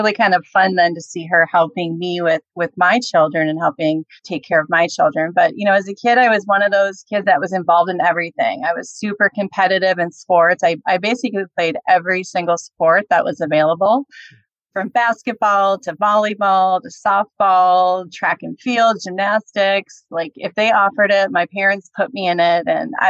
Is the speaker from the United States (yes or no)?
yes; Minnesota, United States; accent: Minnesota; I was born and raised in Minnesota. So I'm a Midwest girl at heart. And certain words I'll say, you can hear the Minnesota accent come out.